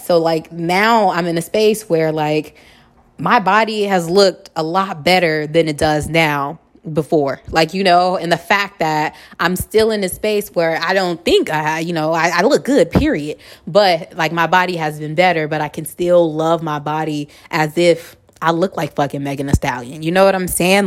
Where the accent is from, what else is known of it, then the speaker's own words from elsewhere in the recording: Los Angeles, California, United States; moved away as an adult; now in Houston, United States; I'm from La Hood